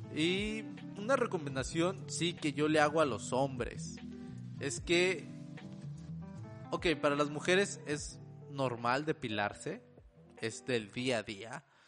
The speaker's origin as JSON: {"language": "Spanish", "town": "Monterrey", "region": "Nuevo León", "country": "Mexico", "said": "yo soy de México, soy de Monterrey específicamente"}